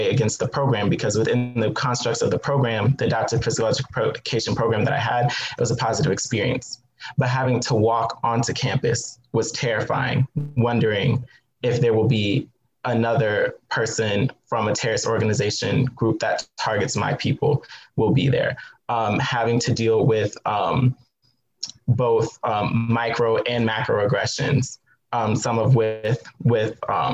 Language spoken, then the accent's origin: English; Southwest Virginia, United States; I grew up in Southwest Virginia in a predominantly white town.